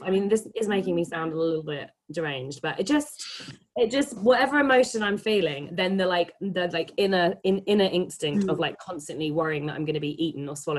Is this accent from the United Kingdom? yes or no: yes; England, United Kingdom; growing up in England